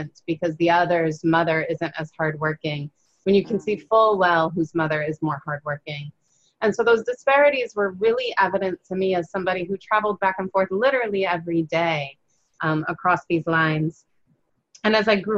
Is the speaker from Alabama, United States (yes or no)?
no; Chicago, Illinois, United States; I grew up in Chicago